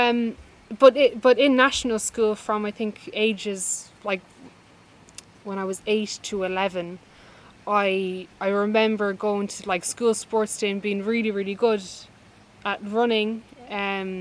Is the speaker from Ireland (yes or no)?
yes; Ireland; also born or lived in Dublin, Ireland; we grew up in Dublin and then moved to rural Ireland